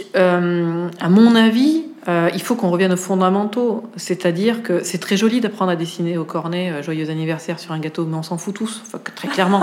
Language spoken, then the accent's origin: French; Auvergne-Rhône-Alpes, France; now in Paris, France; j'ai commencé par la cuisine en, Auvergne, puisque je suis auvergnate